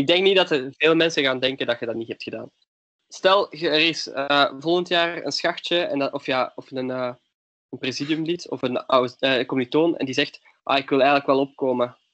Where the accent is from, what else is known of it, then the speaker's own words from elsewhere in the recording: Leuven, Flanders, Belgium; ik ben van Leuven